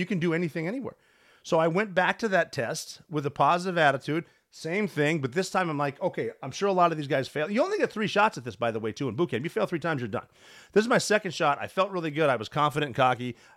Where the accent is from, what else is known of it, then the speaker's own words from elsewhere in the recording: Butte, Montana, United States; moved away as an adult; I'm a dude from Butte, Montana, who never planned on joining the military